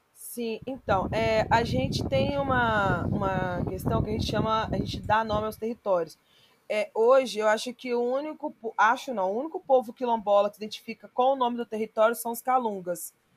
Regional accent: São Mateus, Espírito Santo, Brazil; Eu sou de uma comunidade que chama Gilim 3, nasci nessa comunidade, é, vivi até os 10 anos, até os 9 anos de idade

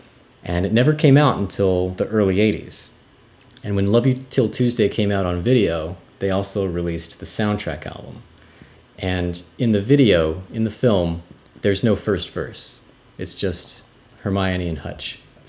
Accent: United States; as an American

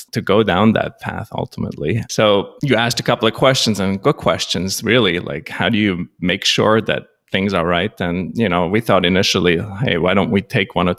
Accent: Switzerland; first language Swiss German; English is a second language; moved away as an adult; now in New York, United States; I was actually born in Switzerland. Swiss German is my first language. I moved to the United States approximately 25 years ago

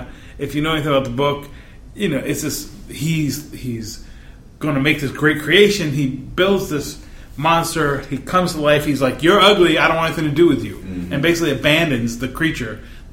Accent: East Coast, United States; moved away; It's from my East Coast

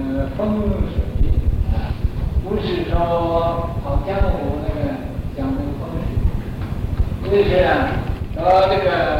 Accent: Northeast China, China; accent: Northeastern Mandarin; 我这也不知道我讲的是国语呀、啊，是东北话。他们有人说我是东北的国语，我又觉得我东北根本没有东北。

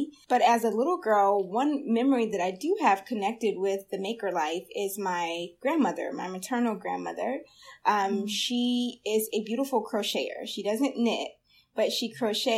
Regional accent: Blackville, South Carolina, United States; also born or lived in Denver, Colorado; now in Chicago, United States; I spent my childhood up until high school in a very, very small town called Blackville in South Carolina

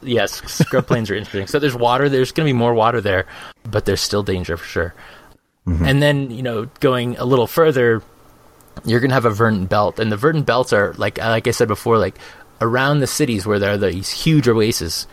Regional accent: Phoenix, Arizona, United States; moved away; I'm from Phoenix. Um, I lived there for um, for 30 years

